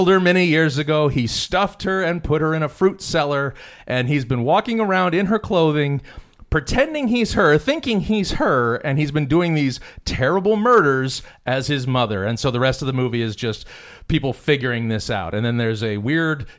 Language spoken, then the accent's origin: English; Phoenix, Arizona, United States; Phoenix, my hometown